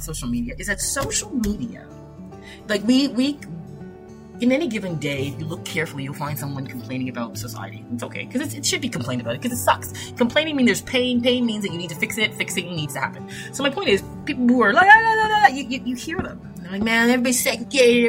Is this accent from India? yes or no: no; Toronto, Ontario, Canada; I grew up in Toronto, Canada